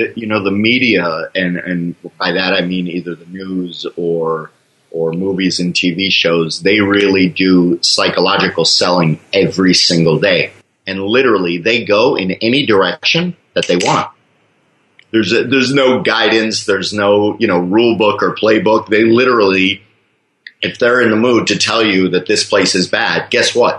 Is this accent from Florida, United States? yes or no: yes; Fort Lauderdale, Florida, United States; moved away as an adult; also born or lived in Michigan; now in Thailand; I, I, was born in Michigan, but I was raised in Fort Lauderdale